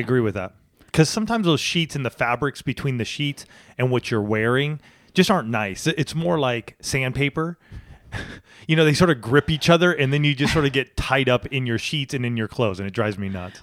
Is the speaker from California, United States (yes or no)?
yes; California, United States; also born or lived in Boulder, Colorado / Washington State; I'm a Californian. I was, I wasn't born here, but moved here at the age of one and lived here until I went to college